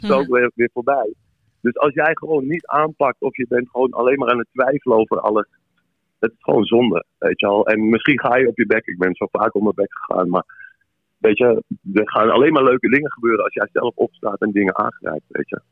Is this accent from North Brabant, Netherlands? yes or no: no; Amsterdam, North Holland, Netherlands; ik ben in Amsterdam geboren, getogen